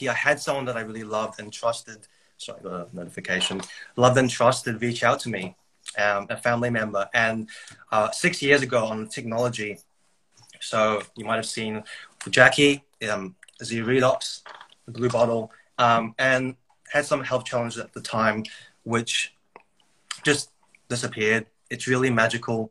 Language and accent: English; New Zealand; now in Brisbane, Australia; I grew up in New Zealand.